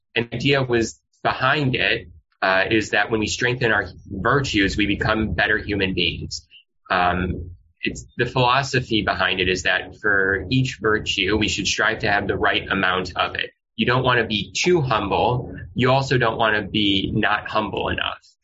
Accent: Midwest, United States; moved away as an adult; also born or lived in New Orleans, Louisiana; now in Los Angeles, United States; living in growing up in the Midwest

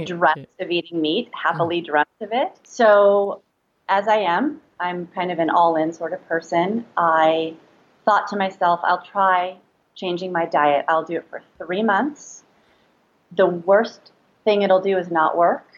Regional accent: Los Angeles, California, United States; So I I'm from California. I grew up in Los Angeles

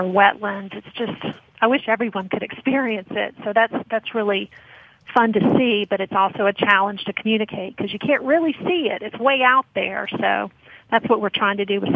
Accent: Baton Rouge, Louisiana, United States; I'm from Baton Rouge.

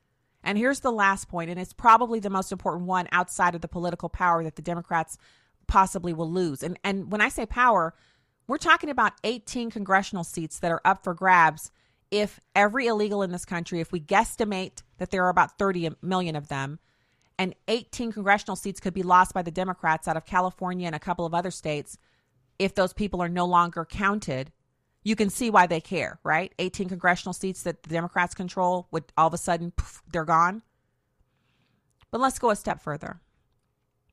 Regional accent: Germany; I grew up in Germany.

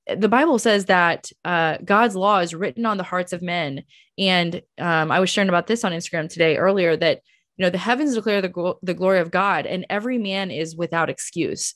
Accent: United States; as an American

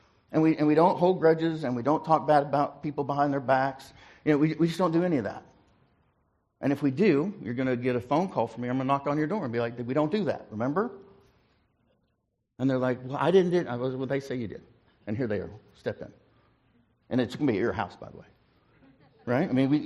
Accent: Ringling, Oklahoma, United States; born there; When I was born in Ringling, Oklahoma, in the parsonage.

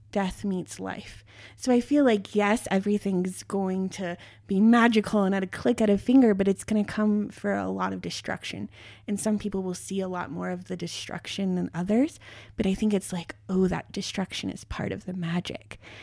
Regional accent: near Boulder, Colorado, United States; I grew up near Boulder, Colorado

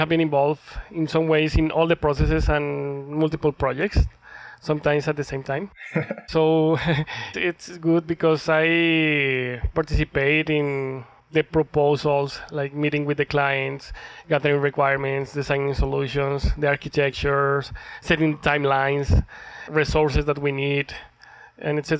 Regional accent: Colombia; moved away as an adult; now in Calgary, Canada; I am from Colombia

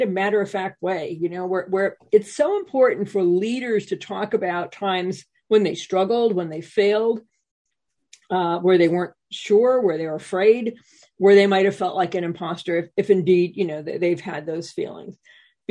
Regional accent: New England, United States; I'm from New England

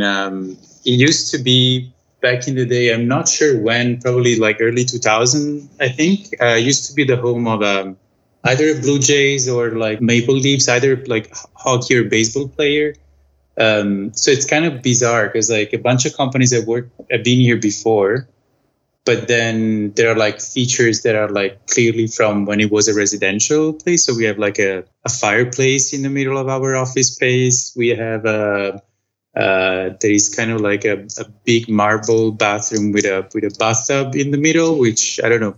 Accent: Italy; moved away as an adult; I'm from Italy originally, but I moved away. It's going to be 11 years now

